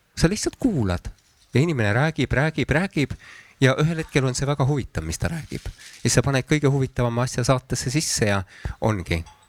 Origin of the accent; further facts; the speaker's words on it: Antsla, Võru County, Estonia; moved away; tegelikult ma sündisin küll Võrus, aga minu lapsepõlv möödus Antslas.